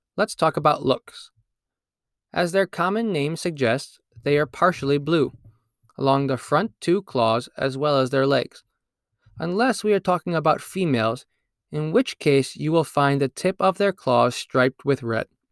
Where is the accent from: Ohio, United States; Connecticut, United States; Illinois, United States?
Connecticut, United States; my home state of Connecticut